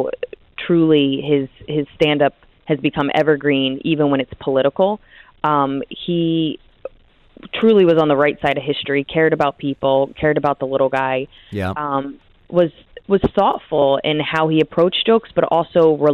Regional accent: New Jersey, United States; I grew up in New Jersey, which is right next to New York.

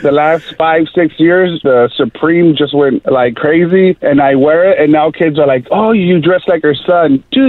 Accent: Los Angeles, California, United States; I'm from Van Nuys.

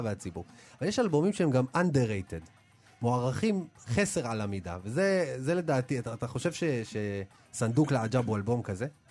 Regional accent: Ashdod, Southern District, Israel; אני גדלתי באשדוד

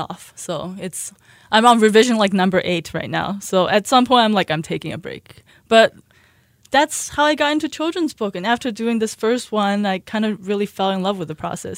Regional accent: Shanghai, China; moved away; also born or lived in Buffalo, New York; I was born in Shanghai

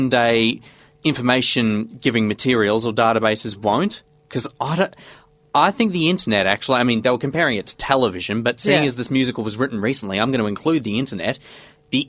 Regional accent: Australia; I'm an Australian.

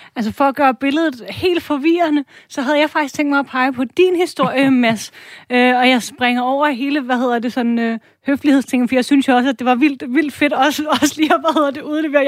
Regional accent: Denmark; som dansker

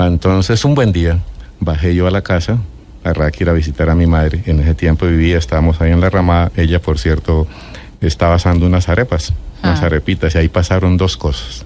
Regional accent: Ráquira, Boyacá, Colombia; soy de Ráquira, Boyacá.

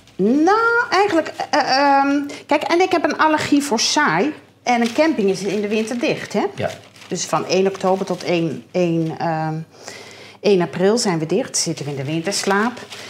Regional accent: Heeg, Friesland, Netherlands; ik kom uit Paling City

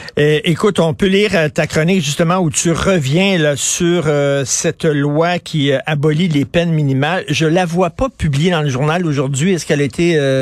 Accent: Montreal, Quebec, Canada; J'ai grandi à Verdun

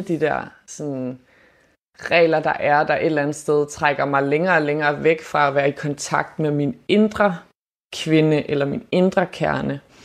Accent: Germany; moved away; er jeg opvokset i Tyskland

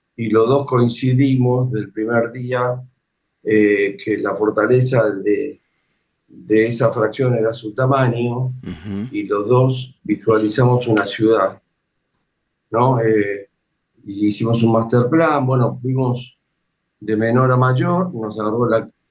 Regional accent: Argentina; el soldado se dio cuenta de nuestro acento y en castellano nos preguntó de dónde éramos

